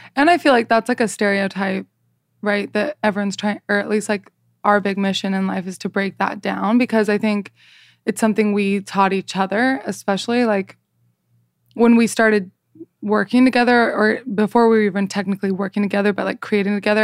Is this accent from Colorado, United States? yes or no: no; Salt Lake City, Utah, United States; I am from Salt Lake City, Utah